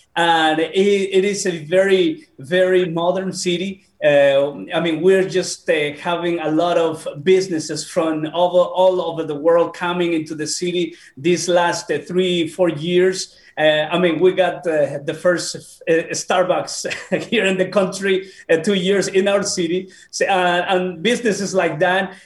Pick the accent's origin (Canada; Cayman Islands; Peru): Peru; moved away; also born or lived in Bolivia / United States; I was born in Peru.